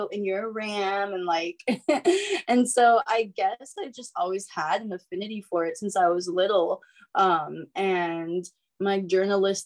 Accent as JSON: {"language": "English", "region": "East Coast", "country": "United States", "moved": "yes", "lives_now": "Northern California, United States", "said": "I'm originally from the East Coast, but I live in NorCal now."}